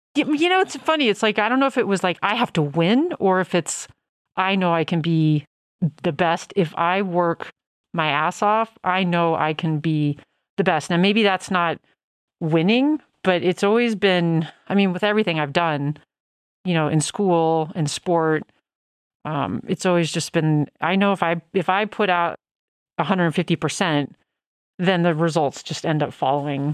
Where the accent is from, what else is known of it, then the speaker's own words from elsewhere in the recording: Denver, Colorado, United States; I grew up in Denver